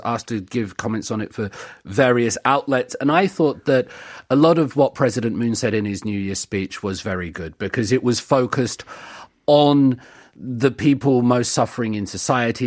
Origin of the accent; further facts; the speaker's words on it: United Kingdom; growing up in the United Kingdom